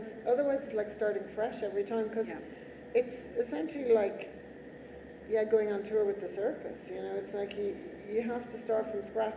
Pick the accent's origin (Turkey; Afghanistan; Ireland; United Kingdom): Ireland; moved away; I don't live or work in Ireland and I don't have a very Irish name and people always think I'm not Irish